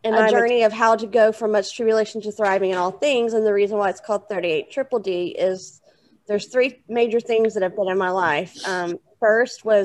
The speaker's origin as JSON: {"language": "English", "town": "Houston", "region": "Texas", "country": "United States", "tie": "born or raised there", "said": "I was born in 1978 in Houston, Texas, which is where I'm originally from and what I claim"}